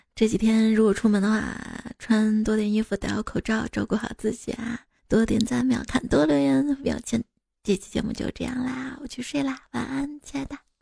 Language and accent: Chinese; Guanzhong, Shaanxi, China; accent: Guanzhong dialect; 我们陕西关中方言